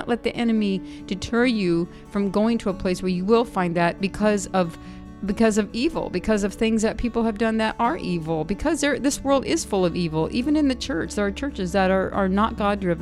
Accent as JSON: {"language": "English", "town": "San Diego", "region": "California", "country": "United States", "said": "I'm from San Diego"}